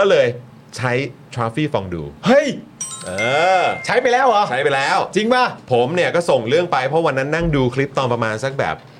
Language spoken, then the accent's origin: Thai; Bangkok, Thailand; เกิดและก็โตในกรุงเทพมหานคร